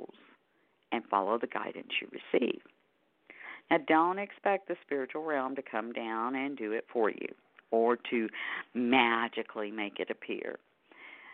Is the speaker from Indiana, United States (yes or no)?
no; Houston, Texas, United States; my hometown of Houston, Texas